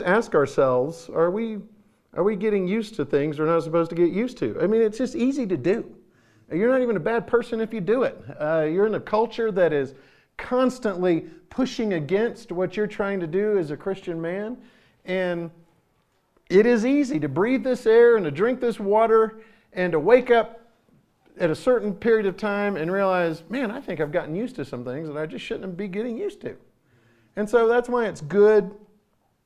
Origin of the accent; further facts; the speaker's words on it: Florida, United States; I'm from Florida